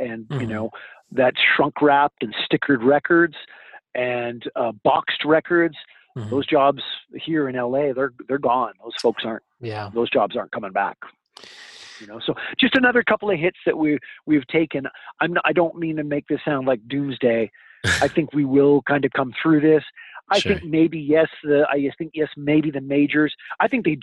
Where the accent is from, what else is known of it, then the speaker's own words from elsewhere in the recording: Vancouver, British Columbia, Canada; growing up in Vancouver, British Columbia